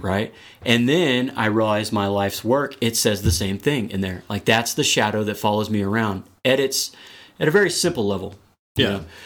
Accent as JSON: {"language": "English", "region": "Texas", "country": "United States", "tie": "born or raised there", "moved": "as an adult", "lives_now": "Colorado, United States", "said": "I'm originally from Texas. I've been out here in Colorado for about ten or eleven years"}